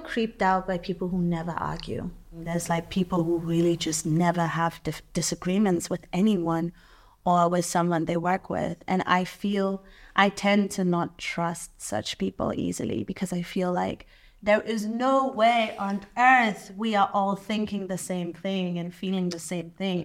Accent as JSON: {"language": "English", "town": "Tema", "region": "Greater Accra", "country": "Ghana", "tie": "born or raised there", "moved": "yes", "said": "growing up in Tema"}